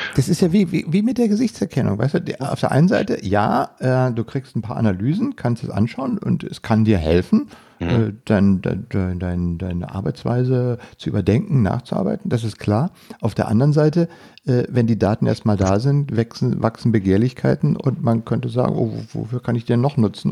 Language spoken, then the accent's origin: German; Germany